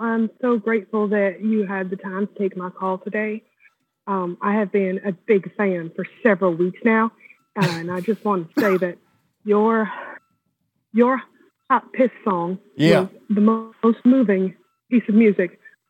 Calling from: Lone Oak, Arkansas, United States; It's a little town outside of Little Rock.

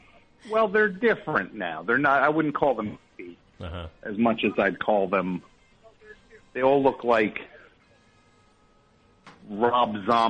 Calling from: San Francisco, California, United States; San Francisco.

